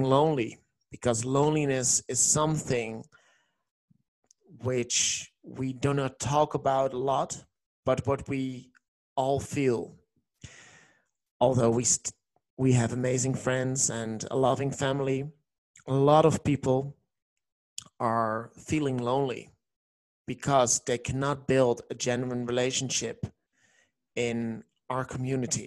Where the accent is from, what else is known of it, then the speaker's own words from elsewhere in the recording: Netherlands; English is a second language; I'm from the Netherlands, and that's the reason why you hear an accent